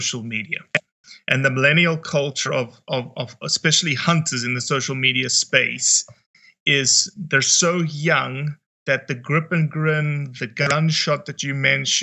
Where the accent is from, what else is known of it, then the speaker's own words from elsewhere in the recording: Johannesburg, Gauteng, South Africa; I'm from South Africa, raised in a town called Johannesburg, 8.5 million people.